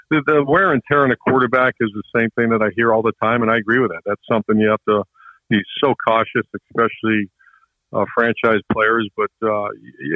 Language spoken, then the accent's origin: English; Toledo, Ohio, United States; I'm from Toledo, Ohio. I was born there